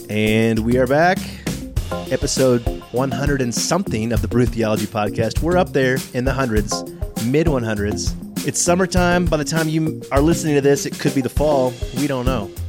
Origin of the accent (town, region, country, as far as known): Texas, United States; born or raised there